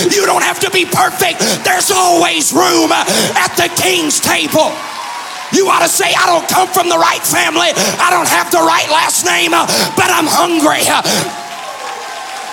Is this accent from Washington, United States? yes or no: no; Bogalusa, Louisiana, United States; accent: southern drawl; I come from Bogalusa, Louisiana